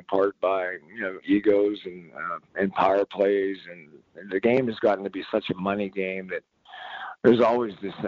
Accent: Pittsburgh, Pennsylvania, United States; moved away; also born or lived in Seattle; when I grew up in Pittsburgh

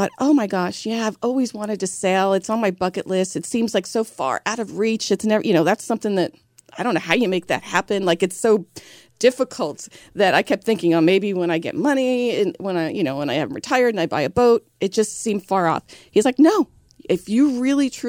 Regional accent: New York City, New York, United States; I'm originally from New York. I was born and raised in Brooklyn

